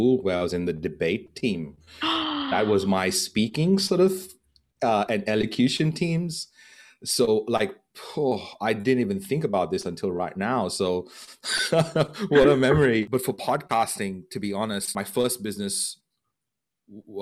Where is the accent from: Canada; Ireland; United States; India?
India; Goa; moved away; my hometown in Goa in India